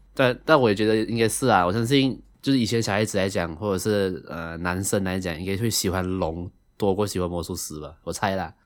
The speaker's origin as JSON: {"language": "Chinese", "country": "Malaysia", "said": "同样是位马来西亚人"}